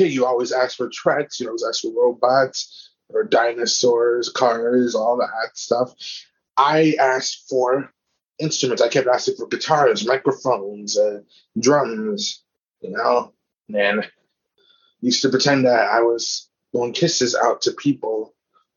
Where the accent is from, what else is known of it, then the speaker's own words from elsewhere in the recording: Inglewood, California, United States; I was born in Inglewood, California